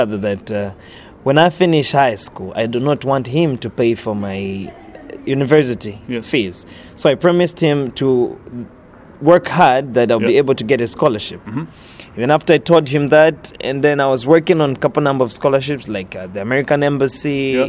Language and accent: English; Livingstone, Southern Province, Zambia; English is a second language; From the southern part of Zambia, mm-hmm. which is Livingstone, and that's a tourist capital of the country.